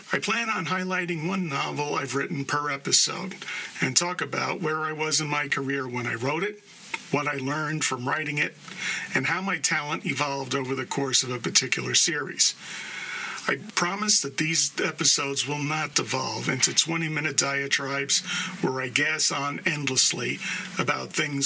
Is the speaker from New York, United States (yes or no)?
yes; New York City, New York, United States; born and raised in the Bronx, New York